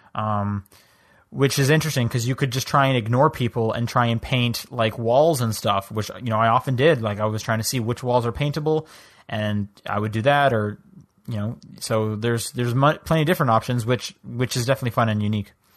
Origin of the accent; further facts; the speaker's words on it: Canada; now in United States; I'm from Canada.